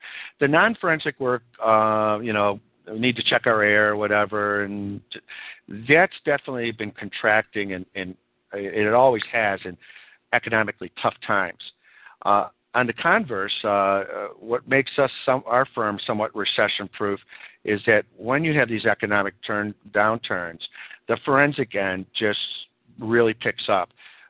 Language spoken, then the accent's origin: English; California, United States; I'm speaking now from my home state, California.